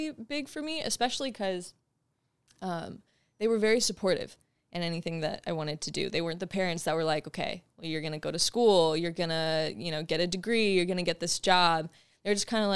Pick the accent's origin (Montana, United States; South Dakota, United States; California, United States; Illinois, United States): California, United States; San Diego; so I was born and raised in San Diego, California.